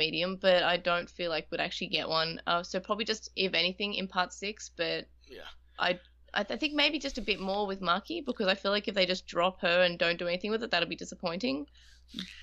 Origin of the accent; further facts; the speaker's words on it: Australia; I'm Australian, I'm Irish, and I'm English, so it's in my blood, literally